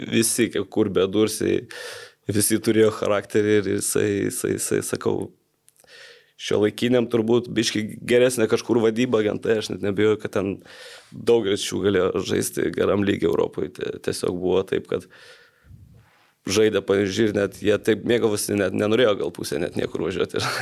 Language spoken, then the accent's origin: Lithuanian; Jonava, Kaunas County, Lithuania; aš irgi iš Jonavos